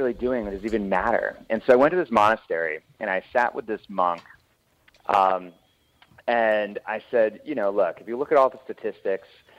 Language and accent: English; Washington, District of Columbia, United States; also born or lived in Moscow; I grew up in D.C.